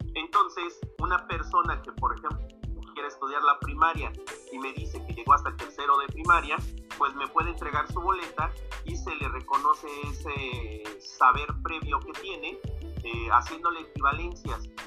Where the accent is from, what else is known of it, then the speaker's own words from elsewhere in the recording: Santa Fe, Mexico; yo inicié en Santa Fe, yo soy de allí, de Santa Fe